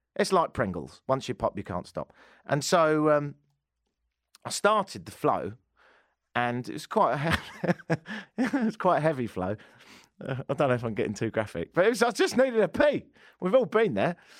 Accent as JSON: {"language": "English", "region": "England", "country": "United Kingdom", "said": "I am English"}